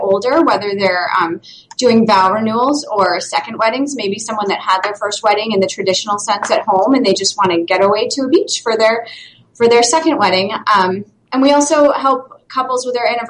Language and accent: English; New York, United States; now in Boston, United States; I'm from New York